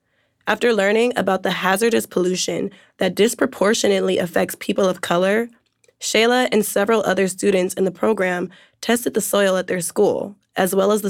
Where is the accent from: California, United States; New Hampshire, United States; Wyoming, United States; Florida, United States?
California, United States; Oakland; Oakland, California, my hometown.